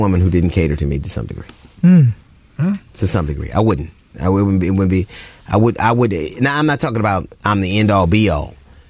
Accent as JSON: {"language": "English", "town": "Los Angeles", "region": "California", "country": "United States", "tie": "born or raised there", "said": "Because I grew up in Los Angeles."}